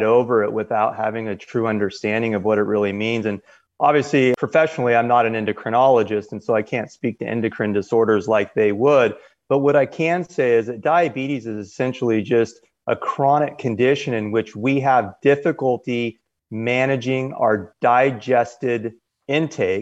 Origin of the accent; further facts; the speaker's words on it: Southern California, United States; I was born and raised in Southern California